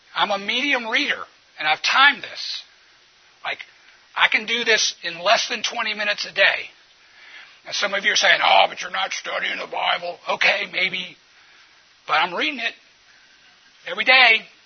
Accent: New Orleans, Louisiana, United States; I'm from New Orleans

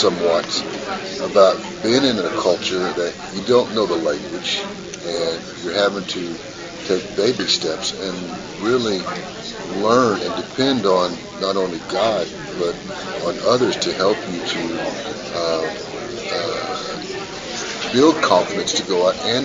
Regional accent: United States; moved away as an adult; also born or lived in Kazakhstan; being an American

